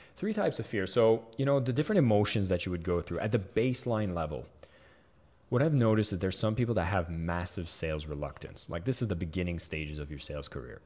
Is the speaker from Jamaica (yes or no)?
no; Canada; I am French Canadian